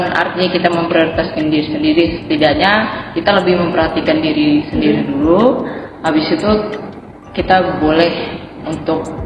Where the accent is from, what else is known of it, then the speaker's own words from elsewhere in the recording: Balikpapan, East Kalimantan, Indonesia; Kalimantan dari Balikpapan aslinya